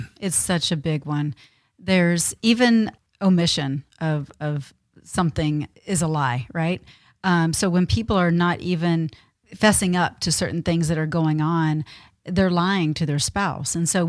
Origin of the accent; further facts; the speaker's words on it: Texas, United States; I mean, I was brought up in the South. I was brought up in Texas.